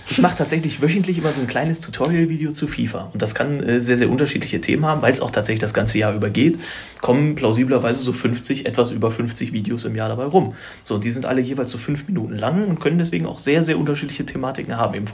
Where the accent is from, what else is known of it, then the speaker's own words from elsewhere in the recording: Schöppenstedt, Lower Saxony, Germany; also born or lived in Braunschweig; Ich bin da geboren. Achso. Ich komme da eigentlich nicht, nicht direkt her. Also ich komme aus dem Umfeld. Das ist ein Dorf, das heißt Schöppenstedt.